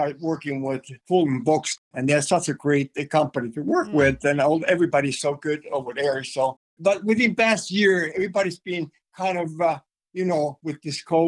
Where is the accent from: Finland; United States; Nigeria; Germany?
Finland; first language Finnish; English is a second language; moved away as an adult; my native language, of course, is Finnish, which I spoke for 23 years before I came over here